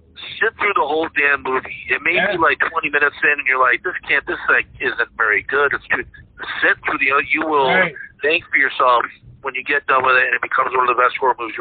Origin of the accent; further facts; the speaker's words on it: Sturbridge, Massachusetts, United States; My hometown, where I grew up in Sturbridge, Massachusetts